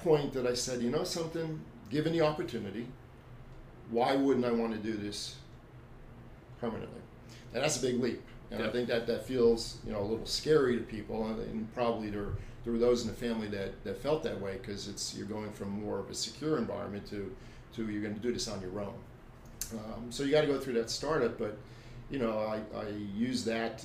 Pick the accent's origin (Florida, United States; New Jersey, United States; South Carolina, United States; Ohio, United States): New Jersey, United States; moved away as an adult; also born or lived in North Carolina; now in Columbus, United States; I moved it from New Jersey, where we spent most of our life, and you'll see that in my mannerisms on how I talk at times.